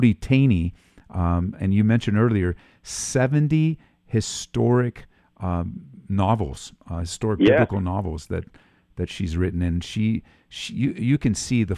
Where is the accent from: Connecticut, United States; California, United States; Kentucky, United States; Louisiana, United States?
California, United States; Southern; moved away as an adult; now in Colorado, United States; I grew up in Southern California and my whole life, but I was saved there for 8 years before we moved to Colorado